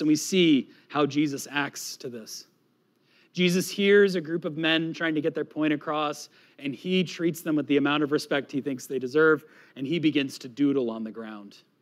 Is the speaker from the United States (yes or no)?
yes; New England, United States; moved away; also born or lived in Florida; I am from New England